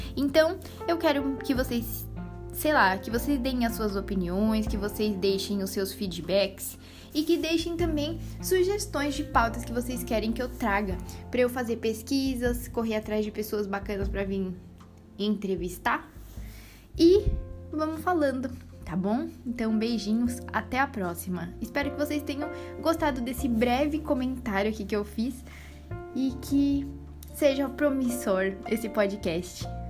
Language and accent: Portuguese; São Paulo, Brazil; accent: Brazilian; moved away as an adult; now in Portugal; Eu sou brasileira, dá para perceber pelo sotaque. Sou de São Paulo, capital. Tatuapé, meu bairro